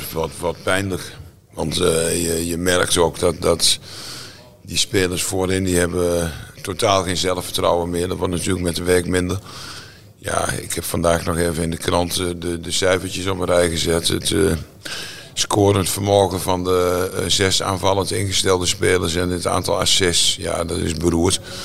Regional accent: Netherlands; ik ben Nederlander

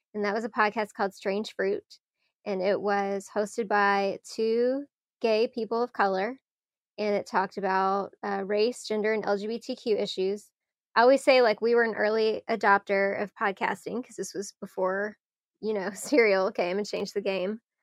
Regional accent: Louisville, Kentucky, United States; I'm from Louisville

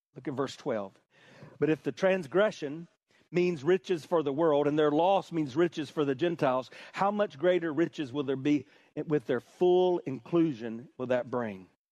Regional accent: Hartsville, South Carolina, United States; I grew up in South Carolina, the buckle of the Bible Belt

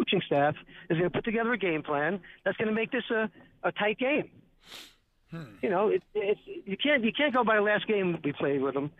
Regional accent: New Jersey, United States; moved away as an adult; now in South Jersey, United States; 37 years up in North Jersey.

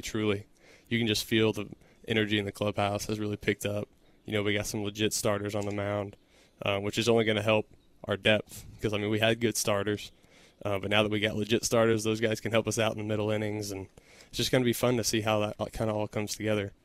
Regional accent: Texas, United States; growing up in Texas, then going to Texas Tech, staying in Texas for my pro career

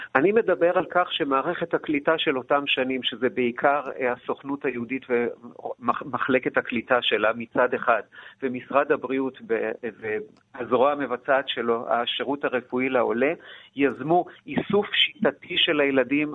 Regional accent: Ganei Yehuda, Central District, Israel; אני לא בן קיבוץ, אלא בן, אה, היישוב גני יהודה

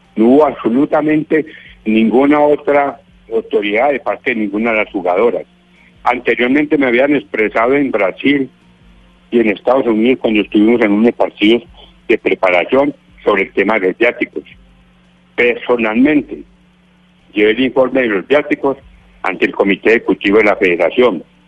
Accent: Colombia

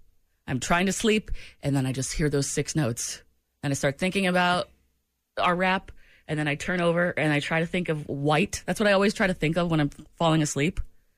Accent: New England, United States; moved away; I've got Patriots blood running through me. I'm from New England.

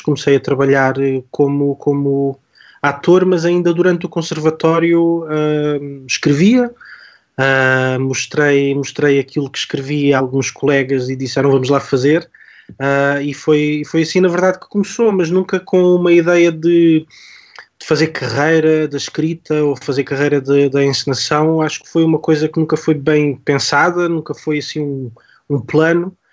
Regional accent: Algarve, Portugal; Eu sou do Algarve

